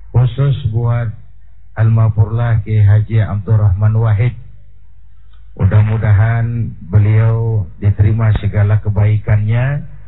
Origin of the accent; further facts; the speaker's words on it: Indonesia; saya bersyukur lahir di Indonesia, saya bangga jadi anak Indonesia